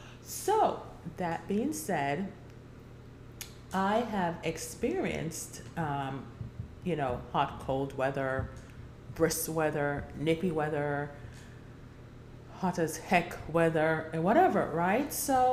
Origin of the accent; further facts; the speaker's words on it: Jamaica; also born or lived in New York, United States / Florida, United States; now in Georgia, United States; So fall, but I've grew up in Jamaica. I grew up in New York. I grew up in Florida, and I'm here now in Georgia.